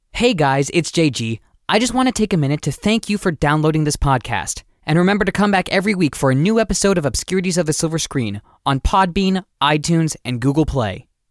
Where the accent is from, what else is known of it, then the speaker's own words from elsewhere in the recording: San Carlos, California, United States; we're both from the Bay Area. We both, uh, from San Carlos.